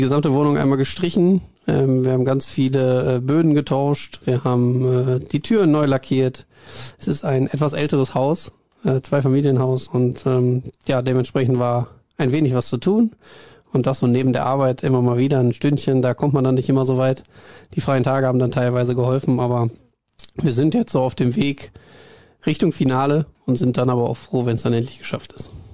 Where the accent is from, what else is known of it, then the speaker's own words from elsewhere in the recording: Hagen, North Rhine-Westphalia, Germany; moved away; Es zieht mich zurück in meine Heimat. Ich komme ja ursprünglich aus Hagen